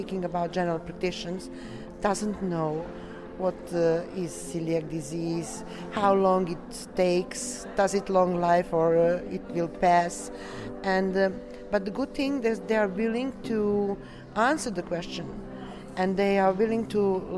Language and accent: English; Serbia; I'm from Serbia.